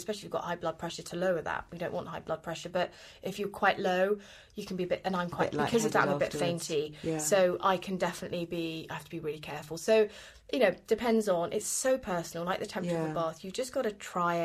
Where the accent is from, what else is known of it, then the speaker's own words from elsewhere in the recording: United Kingdom; I'm British. We don't do nudity